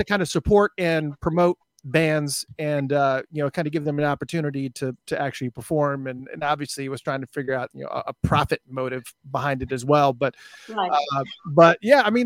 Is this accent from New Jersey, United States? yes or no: yes; Hunterdon County, New Jersey, United States; moved away; I'm from Hunterdon County originally